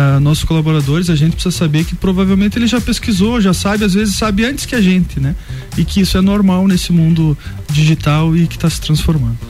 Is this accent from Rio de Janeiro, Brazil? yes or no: no; Bom Jesus, Rio Grande do Sul, Brazil; moved away as an adult; now in Lages, Brazil; sou natural aqui da vizinha Bom Jesus